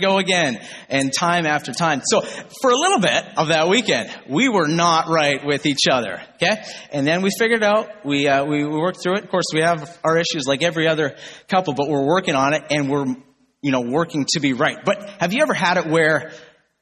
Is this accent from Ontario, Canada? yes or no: yes; Northern Ontario, Canada; I grew up in Northern Ontario